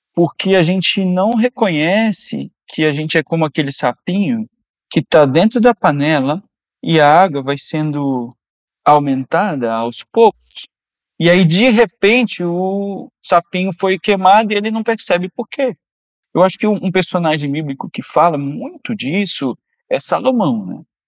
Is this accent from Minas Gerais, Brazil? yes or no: yes; Minas Gerais, Brazil; also born or lived in Belo Horizonte; meu pai é de Taiwan e minha mãe é mineira